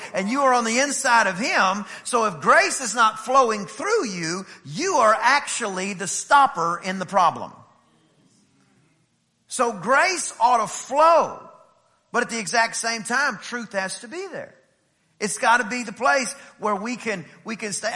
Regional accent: East Texas, United States; I'm from East Texas

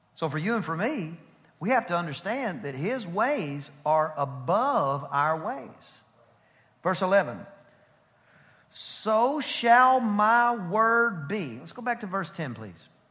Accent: East Texas, United States; I'm from East Texas. Almost Louisiana, but glory to the Lamb of God, I'm not

